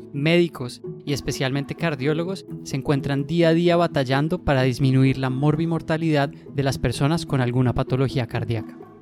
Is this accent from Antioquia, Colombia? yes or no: no; Bogotá, Colombia; moved away as an adult; also born or lived in Cleveland, United States; now in Boston, United States; soy bogotano, colombiano